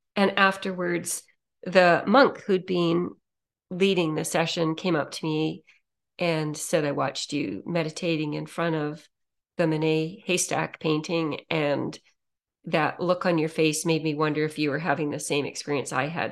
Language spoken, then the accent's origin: English; Saskatoon, Saskatchewan, Canada; I grew up in Saskatchewan